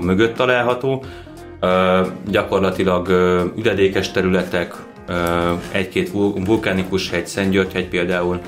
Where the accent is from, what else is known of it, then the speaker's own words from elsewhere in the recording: Nemesvita, Veszprém County, Hungary; Nemes Vitán a falun, ahol mi származunk